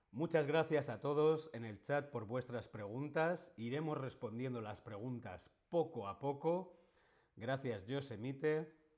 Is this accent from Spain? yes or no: yes; Spain; yo soy actor, yo soy streamer, yo soy español.